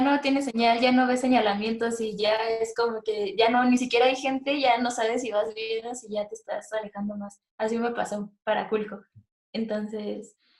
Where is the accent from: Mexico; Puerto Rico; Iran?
Mexico; Mexico City; moved away as an adult; now in Toluca, Mexico; soy de Ciudad de México, pero estoy viviendo un tiempo en Toluca